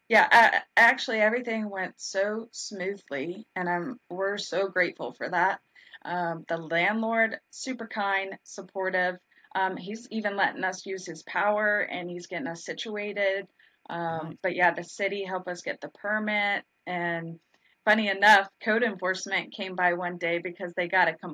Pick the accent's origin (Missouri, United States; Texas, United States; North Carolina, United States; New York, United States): Texas, United States; Dallas; moved away as an adult; now in Atlanta, United States; Well, I came from Dallas, Texas, and there were legit 700 donut shops. Really? Um, and so when we moved to Atlanta 10 years ago, at that time, it was really just Dunkin'.